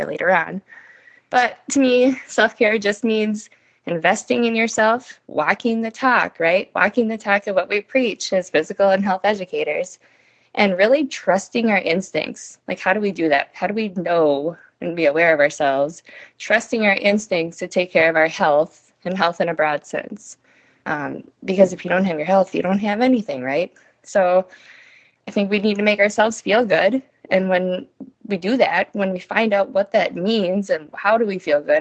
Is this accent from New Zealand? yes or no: no; Bloomington, Minnesota, United States; also born or lived in Hutchinson, Minnesota; I'm originally from Bloomington, Minnesota